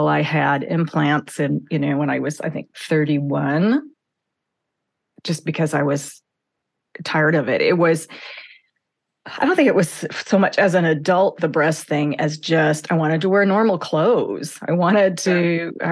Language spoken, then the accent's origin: English; the Northwest, Pacific Northwest, United States; I grew up in the Northwest